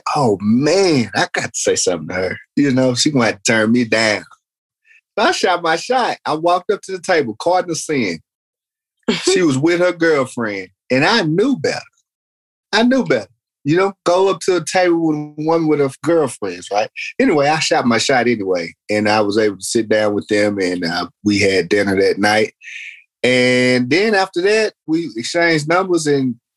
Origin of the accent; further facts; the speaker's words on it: Fort Worth, Texas, United States; moved away as an adult; also born or lived in Iowa / California / Japan; from Fort Worth, Texas.